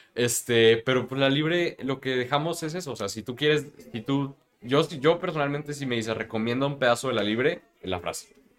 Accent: Mexico; como mexicanos conocemos

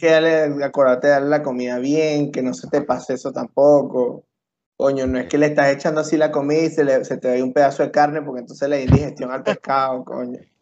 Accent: Venezuela

